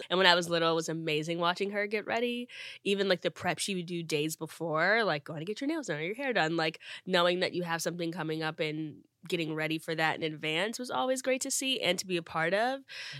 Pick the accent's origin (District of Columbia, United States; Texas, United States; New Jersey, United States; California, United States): New Jersey, United States; also born or lived in Akron, United States; New Jersey. I lived there since I was 10. I'm originally from Akron, Ohio. I was born in the same hospital as LeBron James and Steph Curry.